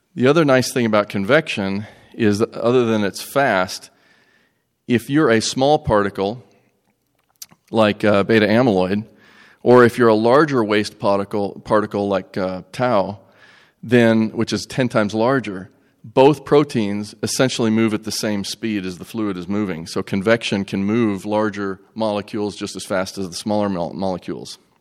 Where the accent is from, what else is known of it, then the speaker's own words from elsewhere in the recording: Greeneville, Tennessee, United States; I'm from Greenville, Tennessee